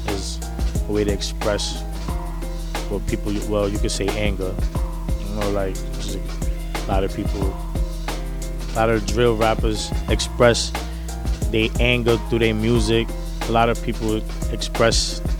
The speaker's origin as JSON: {"language": "English", "town": "New York City", "region": "New York", "country": "United States", "said": "I'm from Harlem, New York."}